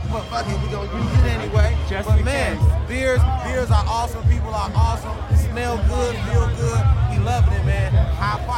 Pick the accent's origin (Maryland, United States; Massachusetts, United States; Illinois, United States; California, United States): Illinois, United States; I'm from Bronzeville, man.